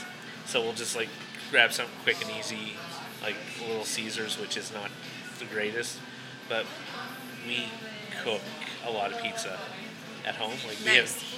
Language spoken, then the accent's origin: English; Nova Scotia, Canada; So, small town Nova Scotia.